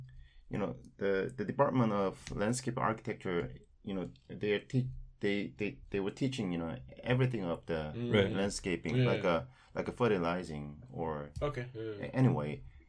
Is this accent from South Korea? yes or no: yes; Daegu, South Korea; English is a second language; I graduated my college landscape architecture department, and in 1989, and I came from Daegu City.